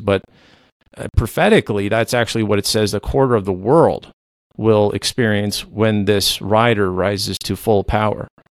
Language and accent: English; Canada; first language Low German; English is a second language; I am a Canadian independent researcher and author